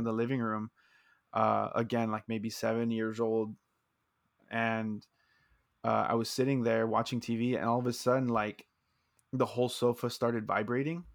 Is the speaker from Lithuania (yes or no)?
no; South Texas, United States; we're both uh, born and raised in Texas South Texas specifically